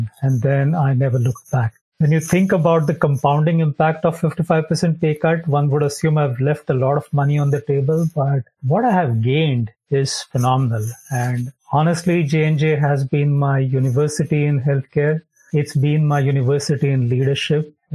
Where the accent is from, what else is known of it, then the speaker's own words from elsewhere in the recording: Mumbai, Maharashtra, India; moved away as an adult; now in Jacksonville, United States; I come from Mumbai, India